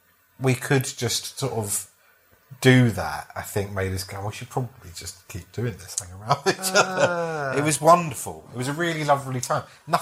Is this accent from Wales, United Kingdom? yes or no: no; London, United Kingdom; She came from South London, I came from East.